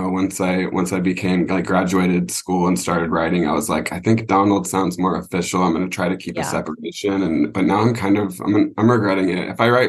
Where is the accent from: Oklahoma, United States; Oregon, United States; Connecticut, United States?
Oregon, United States; Portland; I'm from Portland, Oregon. So we're the land of the serial killer up there in the Pacific Northwest.